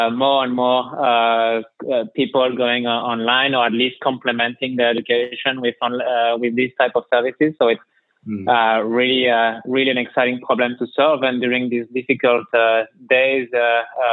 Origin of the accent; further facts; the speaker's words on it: France; as you can tell from my accent, I'm originally from France.